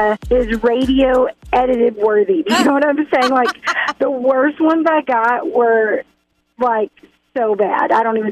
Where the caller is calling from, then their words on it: Rogers, Arkansas, United States; Good morning. It's Dana calling from Rogers this morning.